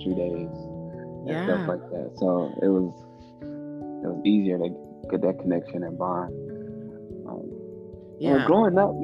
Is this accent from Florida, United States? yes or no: yes; West Palm Beach, Florida, United States; Born and raised in West Palm Beach, Florida